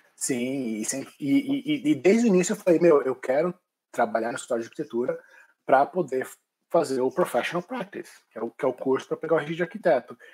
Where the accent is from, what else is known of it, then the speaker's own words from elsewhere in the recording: Brazil; moved away as an adult; now in Ireland; nós como brasileiros formados em arquitetura no Brasil